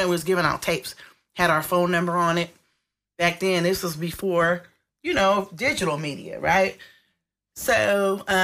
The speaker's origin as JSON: {"language": "English", "town": "Berkeley", "region": "California", "country": "United States", "tie": "born or raised there", "said": "I was living in Berkeley, born and raised to a Native American mother"}